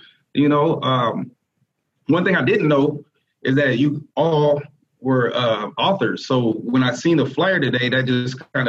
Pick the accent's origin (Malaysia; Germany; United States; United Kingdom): United States; Des Moines, Iowa; I'm born and raised in Des Moines, father of two